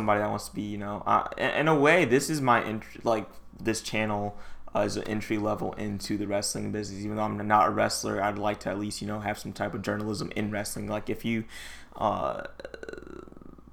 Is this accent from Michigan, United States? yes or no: yes; Detroit, Michigan, United States; I'm from Detroit